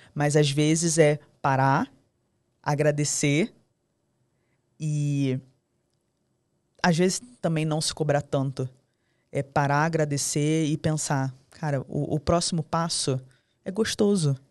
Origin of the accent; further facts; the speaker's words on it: Rio de Janeiro, Brazil; A gente é carioca, a gente tem licença poética pra falar palavrão